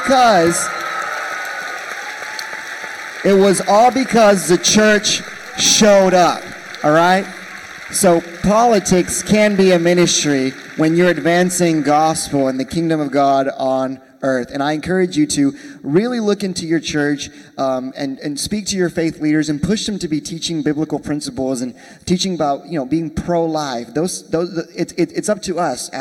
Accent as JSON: {"language": "English", "town": "Lubbock", "region": "Texas", "country": "United States", "said": "I'm from Lubbock, Texas, small town in West Texas"}